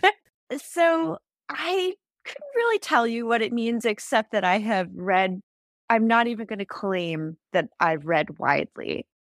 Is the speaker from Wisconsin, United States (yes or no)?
no; Silicon Valley, California, United States; I grew up in the Silicon Valley.